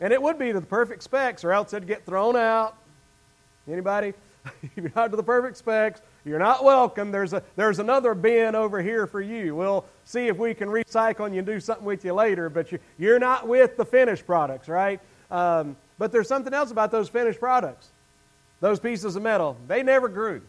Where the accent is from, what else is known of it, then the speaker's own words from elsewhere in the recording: the South, United States; accent: Southern; as a Southerner